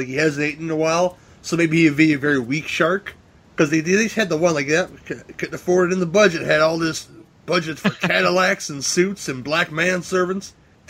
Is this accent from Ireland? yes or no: yes; Ireland; I'm Irish too, man, and I watch it every year.